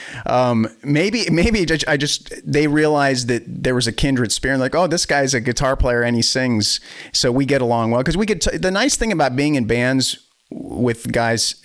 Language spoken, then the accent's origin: English; Wisconsin, United States; also born or lived in Boston, Massachusetts / Weymouth, Massachusetts; then we moved to Wisconsin from the Boston area